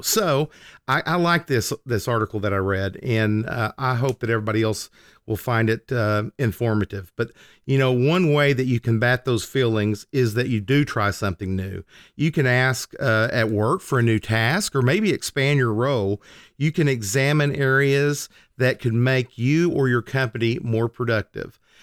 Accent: Oklahoma, United States; I was driving from my small town that I grew up in, that I still lived in, to Oklahoma City, which was about an hour drive.

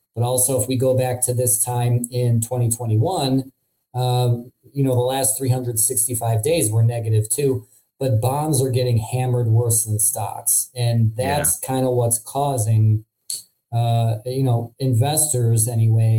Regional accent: Midwest, United States; accent: nasally Midwestern; my nasally Midwestern accent

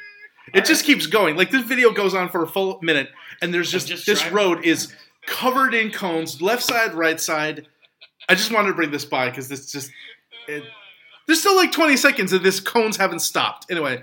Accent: Newfoundland and Labrador, Canada; And I mean, like I come from Newfoundland, East mm-hmm. Coast.

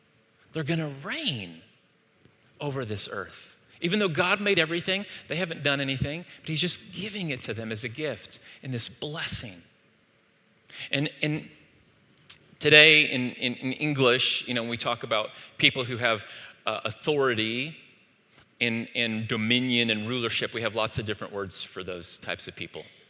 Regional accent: Saudi Arabia; moved away; in the East, where I grew up in Saudi Arabia

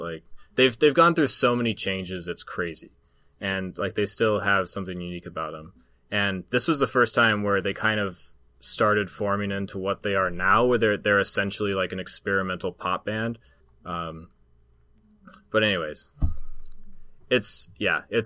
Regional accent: Southeast Alaska, United States; where I grew up in Southeast Alaska

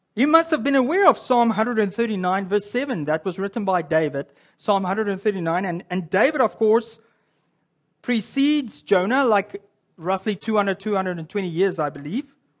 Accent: South Africa; now in Canada; as a South African that lives in Canada

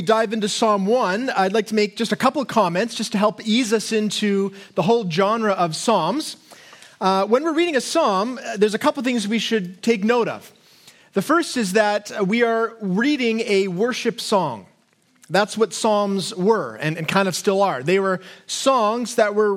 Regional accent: Canada; us as Canadians

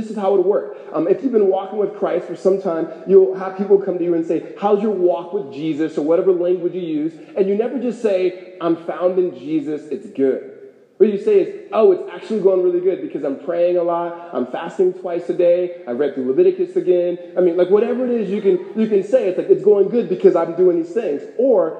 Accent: Los Angeles, California, United States; moved away as an adult; now in Phoenix, United States; I grew up in California.

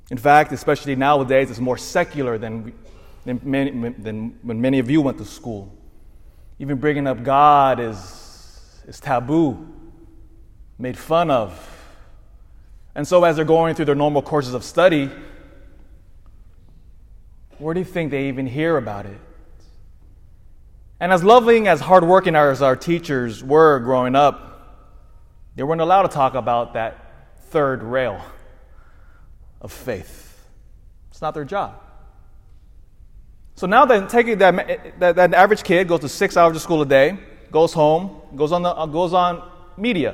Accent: Elk Grove, United States; I grew up in Elk Grove

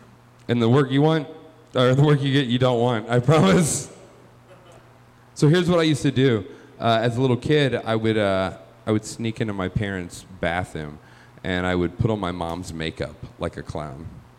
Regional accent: the South, United States; I am from the South. I moved here 4 years ago.

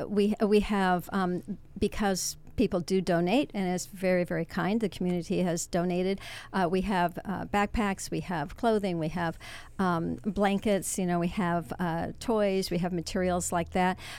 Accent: Washington, District of Columbia, United States; moved away as an adult; now in Ventura, United States; I'm from the Washington D.C. area.

